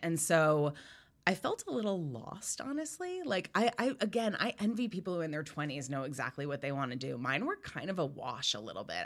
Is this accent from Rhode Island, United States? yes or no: yes; Rhode Island, United States; I grew up in Rhode Island